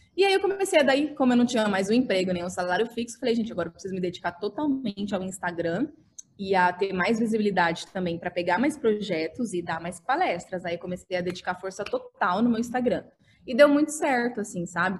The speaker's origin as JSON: {"language": "Portuguese", "town": "Dourados", "region": "Mato Grosso do Sul", "country": "Brazil", "moved": "as an adult", "lives_now": "São Paulo, Brazil", "said": "eu vim de Dourados, no Mato Grosso do Sul"}